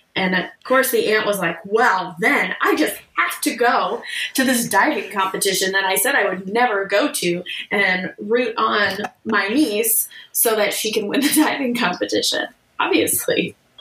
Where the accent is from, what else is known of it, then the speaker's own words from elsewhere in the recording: Chicago, Illinois, United States; moved away as an adult; also born or lived in Washington, D.C.; we're from the Chicago area